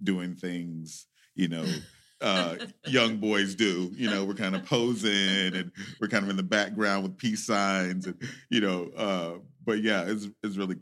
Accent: southeast Missouri, United States; moved away as an adult; also born or lived in Denver, Colorado; Missouri, the boot heel, southeast Missouri

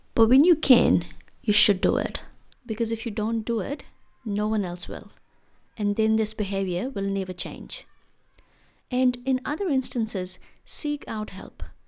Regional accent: India; moved away as an adult; growing up in India

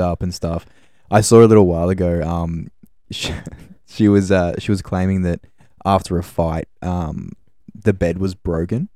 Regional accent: Gold Coast, Queensland, Australia; moved away as an adult; now in Brisbane, Australia; I was born on the Gold Coast. I, um, I moved to Brisbane, uh, probably five years ago now

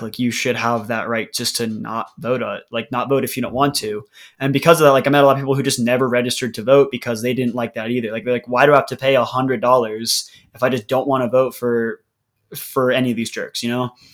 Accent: Denver, Colorado, United States; moved away as an adult; also born or lived in Australia / Colombia; I'm from Denver, Colorado

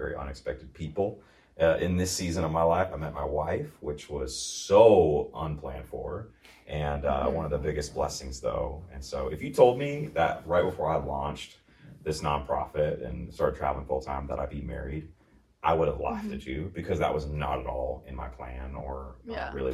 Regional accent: Eagan, Minnesota, United States; also born or lived in Burnsville, Minnesota; born and raised in Minnesota, grew up in Eagan

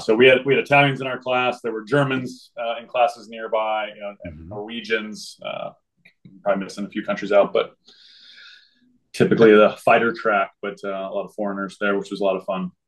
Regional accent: Springfield, Missouri, United States; moved away as an adult; I grew up in Springfield, Missouri. Uh, spent from basically zero to 22 there

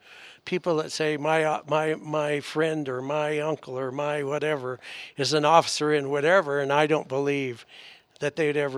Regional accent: England, United Kingdom; now in United States; I'm from England.

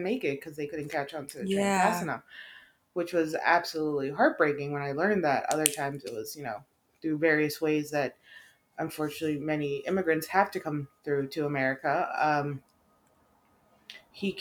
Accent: Chicago, Illinois, United States; moved away as an adult; also born or lived in Los Angeles / Oregon; now in Washington, United States; I am Mexican. I come from Chicago. I grew up there, born and raised. When I was 18, I left.

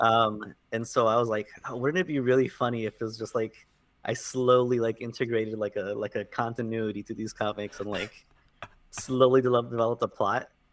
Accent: South Florida, United States; moved away as an adult; now in New York, United States; I grew up in, in South Florida originally. Uh, lived there pretty much my whole life.

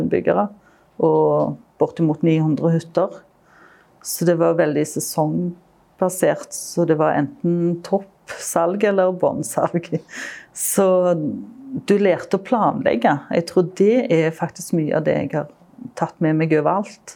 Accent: Stavanger, Rogaland, Norway; når jeg vokste opp i Stavanger

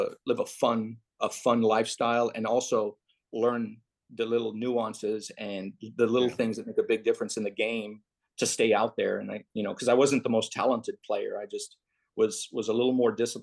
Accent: Laredo, Texas, United States; I grew up in Laredo, Texas

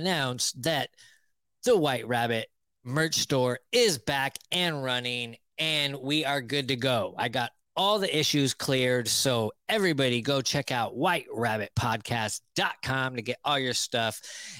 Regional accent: Bay Area, California, United States; moved away; Half of my childhood, I grew up in the Bay Area

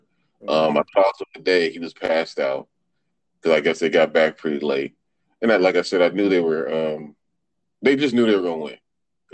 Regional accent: Compton, California, United States; also born or lived in Oakland, California; now in Charlotte, United States; from Compton. Moved to Oakland for about 10 years. Now I live in Charlotte for about, 3 years.

